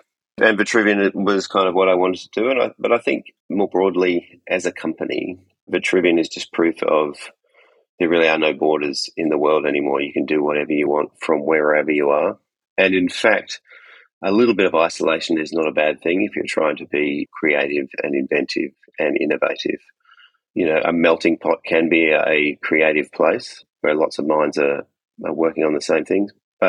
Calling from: Perth, Western Australia, Australia; I'm coming from Perth in Western Australia. It's about as far away from you guys as I could possibly be.

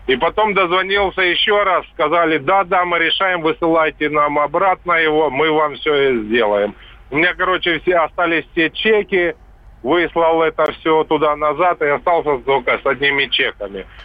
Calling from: Stavropol Krai, Russia; Я звоню со Ставрополья, а это ж Москва.

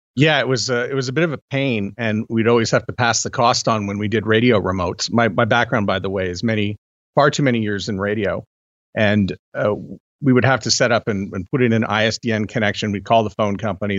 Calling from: Canada; I'm calling in from Canada

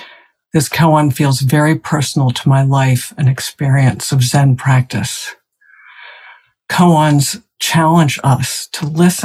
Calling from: South Burlington, Vermont, United States; I'm speaking from South Burlington, Vermont. It's cloudy here.

